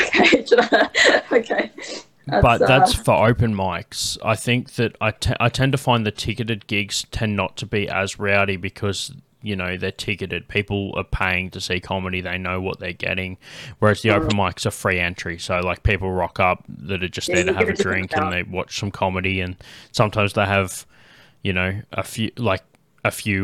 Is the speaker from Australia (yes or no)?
yes; Canberra, Australian Capital Territory, Australia; they brought me up saying that I was from Canberra